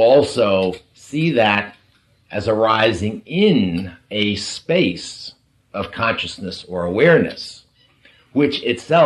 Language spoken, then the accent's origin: English; New York, United States; We're both from the East Coast. We're both from New York